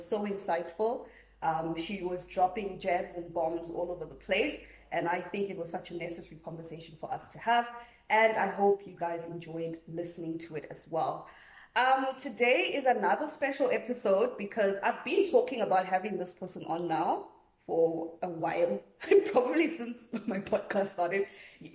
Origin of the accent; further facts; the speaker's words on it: South Africa; I'm a South African girl